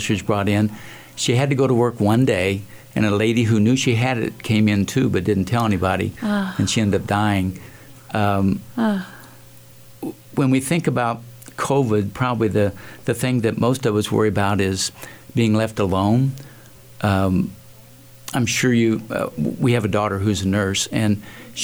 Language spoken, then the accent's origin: English; Muncie, Indiana, United States; I grew up in Indiana, Muncie, Indiana, which you've probably not heard of.